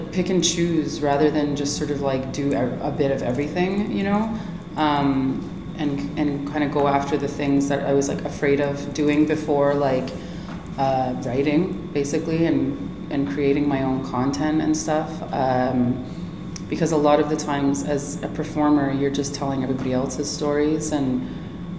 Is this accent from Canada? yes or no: yes; Kahnawake, Quebec, Canada; Mohawk from Kahnawake Mohawk Territory